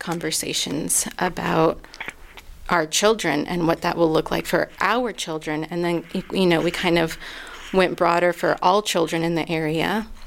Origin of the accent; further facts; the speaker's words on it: Southwest, United States; now in Asheville, United States; my place of birth and where I grew up in the Southwest